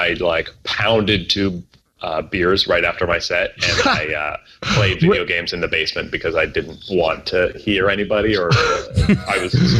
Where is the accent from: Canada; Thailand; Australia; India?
Canada; Cambridge, Ontario; born or raised there